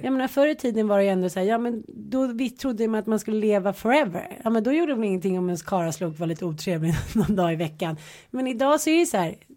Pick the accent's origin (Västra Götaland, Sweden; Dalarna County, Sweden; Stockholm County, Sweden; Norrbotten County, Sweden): Stockholm County, Sweden; Stockholm; also born or lived in Jönköping; jag flyttade från Stockholm till Jönköping, var nio år. De tyckte att man var superball för att man kom från Stockholm. Sen flyttade man hem från Jönköping till Stockholm